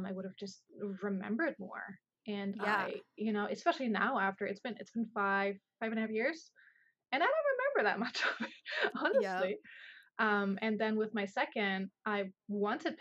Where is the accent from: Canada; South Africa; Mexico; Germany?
Germany; moved away as an adult; now in United States; I'm originally from Germany. I came over here. It's been 11 years now